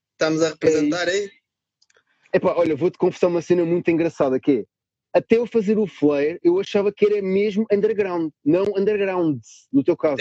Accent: Lisbon, Portugal; Eu sou de Lisboa

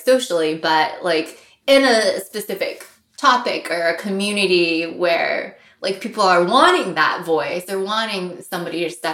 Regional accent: St. Louis, Missouri, United States; I grew up in the Midwest, which is upper middle class white suburb in Missouri. Even though it was St. Louis, it was not the city

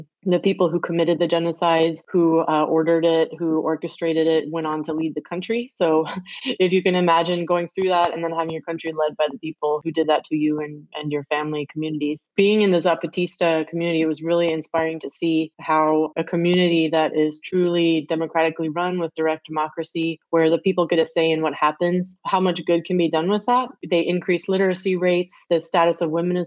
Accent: United States; also born or lived in Europe; being American

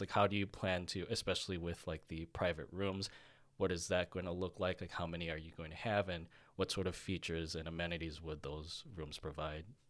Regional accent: Chicago, Illinois, United States; growing up in Chicago

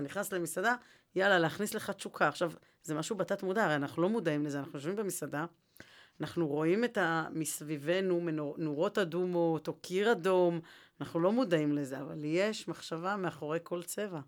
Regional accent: Jerusalem, Jerusalem District, Israel; הרי אני ירושלמית

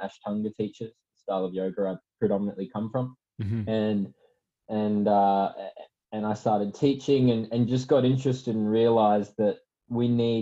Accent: Townsville, Queensland, Australia; also born or lived in Melbourne; my hometown in Townsville

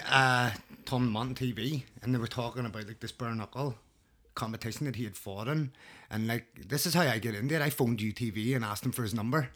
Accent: Belfast, Northern Ireland, United Kingdom; I grew up in North Belfast, um, late eighties, early nineties

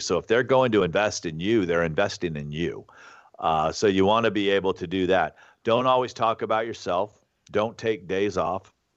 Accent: Alabama, United States; moved away; also born or lived in Los Angeles / Santa Barbara; I grew up in Alabama

